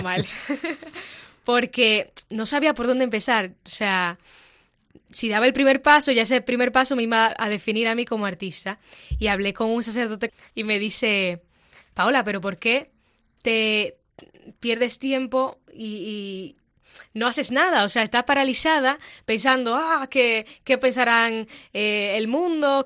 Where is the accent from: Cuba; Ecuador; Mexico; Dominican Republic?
Dominican Republic; moved away as an adult; now in Madrid, Spain; soy dominicana y tengo aquí en Madrid año y tres meses